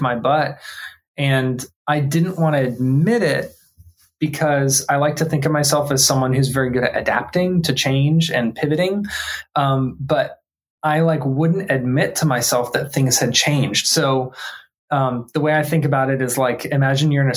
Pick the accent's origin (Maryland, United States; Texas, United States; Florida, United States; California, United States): Florida, United States; Tampa; I grew up here in Tampa, Florida